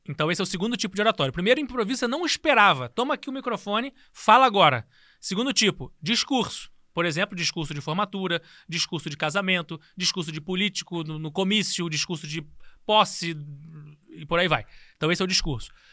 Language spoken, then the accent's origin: Portuguese; Rio de Janeiro, Brazil; Também sou tijucano. Nasci na Tijuca.